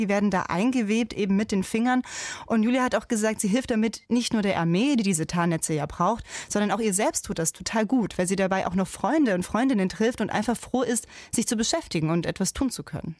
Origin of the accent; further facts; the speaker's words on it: Germany; Ich selbst, ich bin zwar in Deutschland geboren